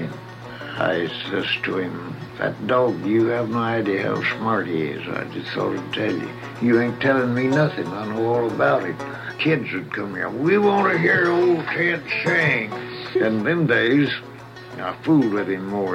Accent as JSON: {"language": "English", "area": "Kaufman County", "region": "Texas", "country": "United States", "tie": "born or raised there", "moved": "as an adult", "lives_now": "California, United States", "said": "I was born in Kaufman County, Texas."}